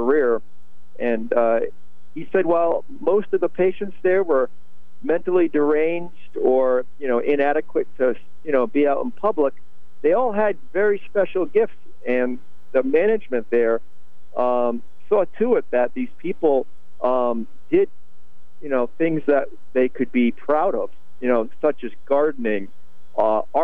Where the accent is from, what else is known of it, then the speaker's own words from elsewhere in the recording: Norwich, Connecticut, United States; I grew up in Norwich